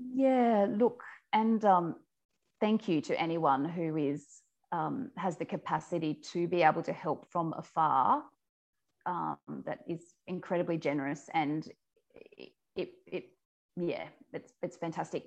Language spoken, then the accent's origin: English; Forbes, New South Wales, Australia; moved away as an adult; also born or lived in Sydney / Uganda; I grew up out in the Central West. I'm from Forbes. Um, so, that's uh, west of Orange, effectively in New South Wales